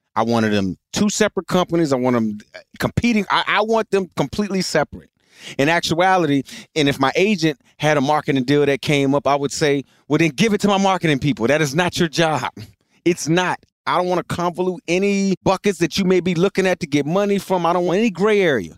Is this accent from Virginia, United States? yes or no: yes; Richmond, Virginia, United States; I grew up in Richmond, Virginia